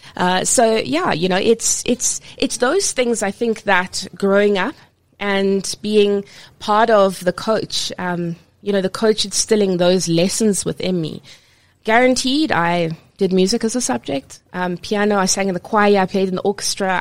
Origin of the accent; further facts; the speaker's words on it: Cape Town, Western Cape, South Africa; growing up in Cape Town. Um, I swam for province